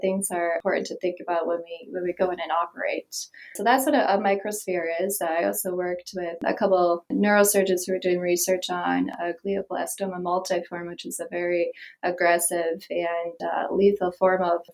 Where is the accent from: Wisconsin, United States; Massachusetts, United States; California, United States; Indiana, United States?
Wisconsin, United States; outside of Milwaukee; now in Las Vegas, United States; I grew up in Wisconsin, outside of Milwaukee.